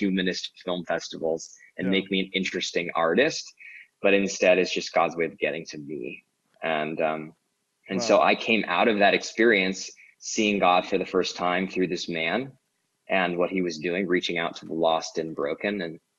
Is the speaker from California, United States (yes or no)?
yes; Orange County, California, United States; now in Los Angeles, United States; I grew up in Orange County, the capital of white privilege